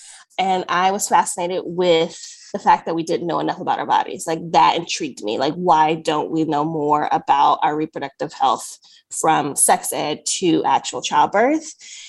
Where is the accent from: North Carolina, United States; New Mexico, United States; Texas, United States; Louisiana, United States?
North Carolina, United States; Greensboro; moved away as an adult; now in Los Angeles, United States; I loved growing up in North Carolina. I grew up in Greensboro, so it has the feel of Pasadena.